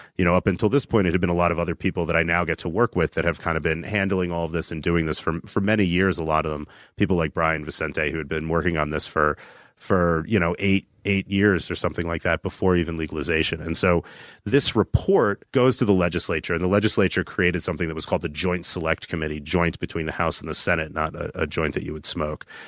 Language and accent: English; New Jersey, United States; moved away; we're both from New Jersey